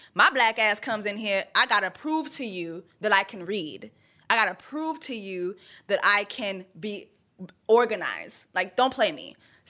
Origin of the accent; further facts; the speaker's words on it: Canada; born there; first language French; English is a second language; I was born in Canada. My first language is French. Second language, Creole. Third language is English.